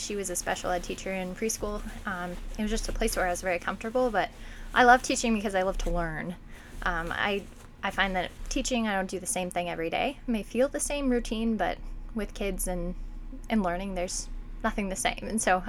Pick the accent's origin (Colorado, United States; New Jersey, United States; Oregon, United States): Oregon, United States; Lakeview; I grew up in Lakeview, so coming back to Lake County is returning to home for me, and I came to be closer to my family.